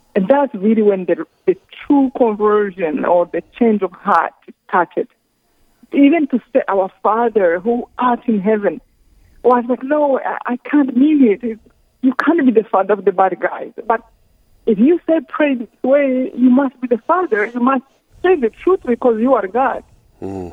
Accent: Rwanda

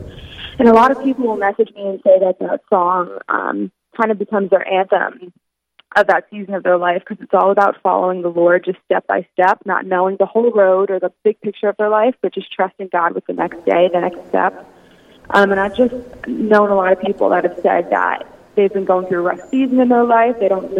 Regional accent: Raleigh, North Carolina, United States; So I'm from Raleigh, North Carolina. That's where I am right now.

